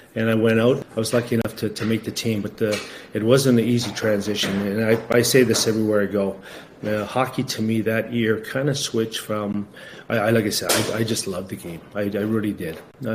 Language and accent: English; Garden River First Nation, Ontario, Canada; We got a little place down near Niagara Falls. We're originally from Garden River First Nation outside of Sault Ste. Marie.